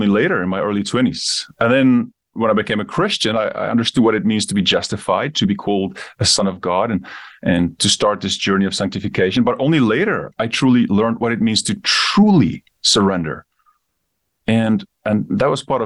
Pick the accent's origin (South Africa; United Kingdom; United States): South Africa; also born or lived in Namibia; I grew up in Namibia. I moved to South Africa when I was young, grew up the rest of my time there.